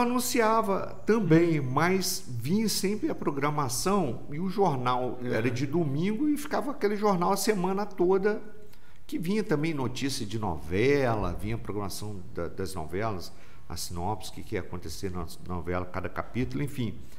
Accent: Volta Redonda, Rio de Janeiro, Brazil; eu sou de Volta Redonda mesmo

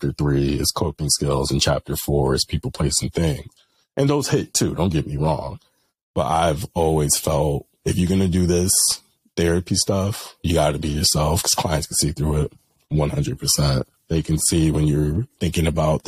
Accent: Bridgeport, Connecticut, United States; I'm from Bridgeport.

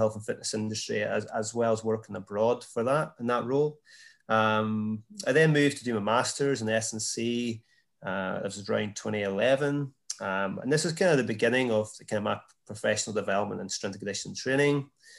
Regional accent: Northern Ireland, United Kingdom; also born or lived in Scotland; now in Toronto, Canada; I'm obviously from Ireland, Northern Ireland. I currently reside in Toronto.

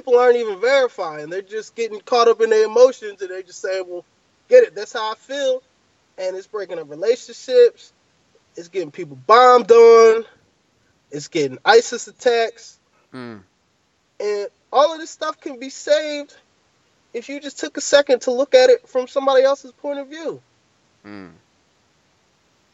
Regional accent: United States; I'm from America

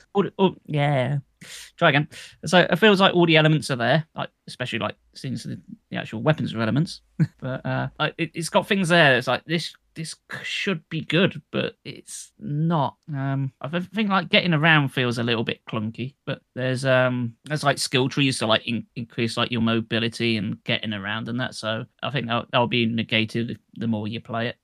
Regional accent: United Kingdom; That's me being British.

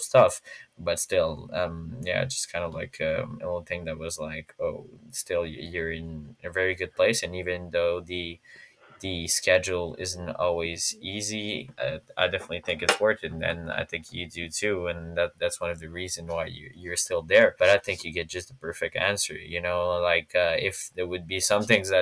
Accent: Montreal, Quebec, Canada; I'm from Montreal

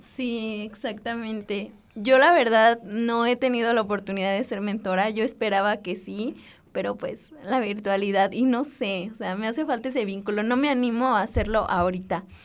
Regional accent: Dolores Hidalgo, Guanajuato, Mexico; Yo soy de Dolores y estudio geología en la Escuela de Minas

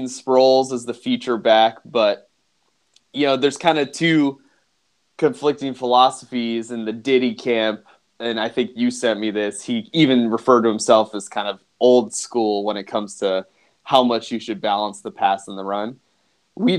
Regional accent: Philadelphia, Pennsylvania, United States; growing up in Philadelphia

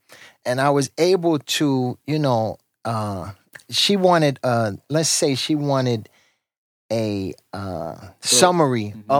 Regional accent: New York City, New York, United States; I'm from Hollis

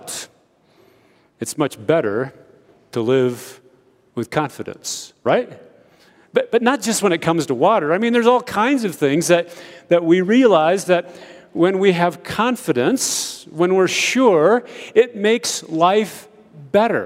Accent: United States; moved away as an adult; now in Ethiopia; growing up in America

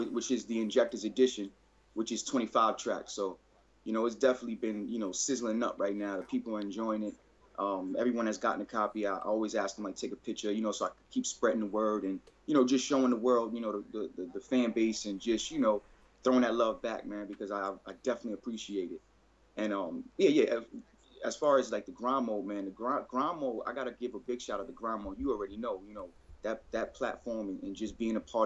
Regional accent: New York City, New York, United States; now in Connecticut, United States; I'm from the Bronx, New York, you know, originally. I'm out in Connecticut right now.

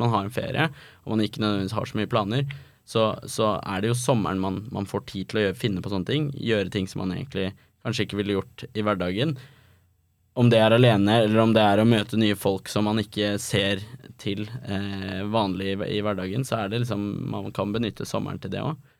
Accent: Oslo, Norway; now in Copenhagen, Denmark; når jeg er hjemme i Oslo

